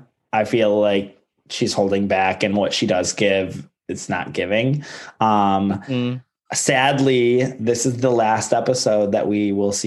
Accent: Ohio, United States; I'm from Ohio, so no shade.

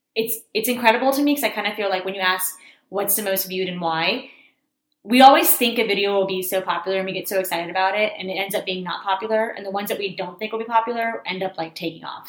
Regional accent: Texas, United States; I was born and raised in America

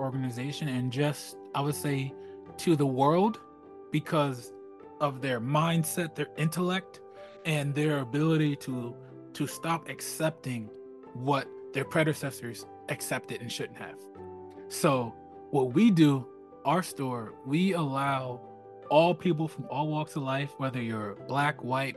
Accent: Plainfield, New Jersey, United States; Growing up in Plainfield

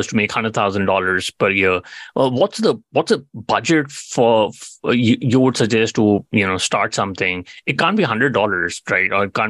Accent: India; you know, I'm Indian. I'd love to see a lot of manufacturing companies, you know, doing better over there.

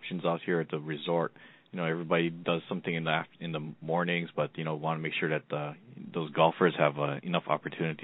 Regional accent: Hawaii, United States; I grew up here in Hawaii

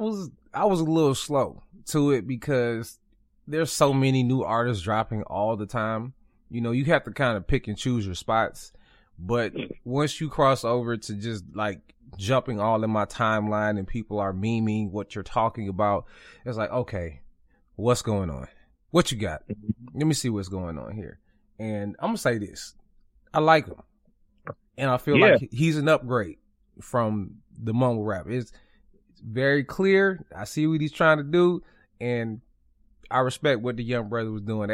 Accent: Atlanta, Georgia, United States; I'm from Atlanta

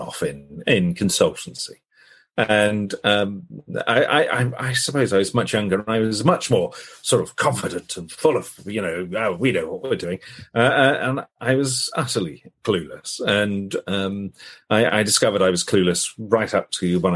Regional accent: United Kingdom; I'm British

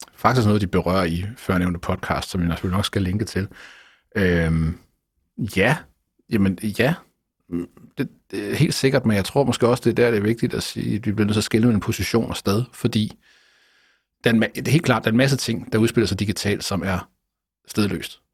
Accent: Jutland, Denmark; now in Copenhagen, Denmark; for mig som jyde, der bor i København

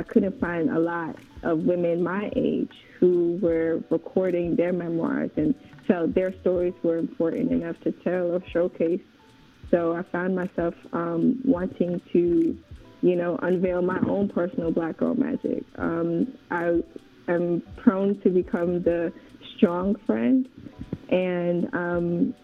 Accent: New York, United States; moved away; also born or lived in Oshogbo, Osun State, Nigeria / College Park, Georgia / Fayetteville, Georgia / Tyrone, Georgia; born in Nigeria, but I was raised originally in Far Rockaway, Queens. And then my family moved to College Park, Georgia

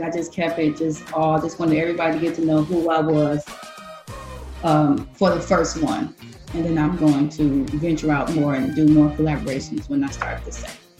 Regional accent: Detroit, Michigan, United States; also born or lived in Los Angeles; I started off here in Detroit

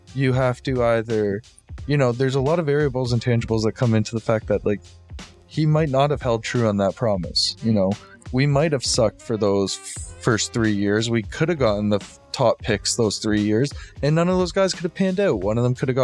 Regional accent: Toronto, Ontario, Canada; growing up in Toronto

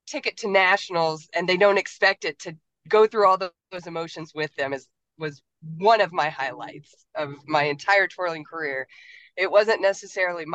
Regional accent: Kansas, United States; I'm originally from Kansas

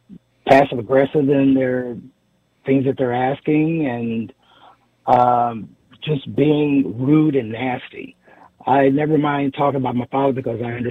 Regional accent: Midwest, United States; growing up in the Midwest

